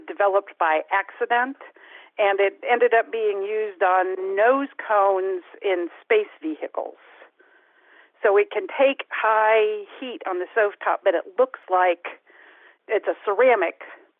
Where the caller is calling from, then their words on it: Kansas City, Kansas, United States; Kansas City, Kansas.